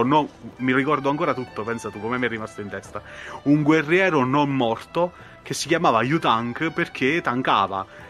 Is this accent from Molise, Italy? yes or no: yes; Molise, Italy; sono molisano, quindi vivo in una, praticamente in un buco di culo dimenticato da Dio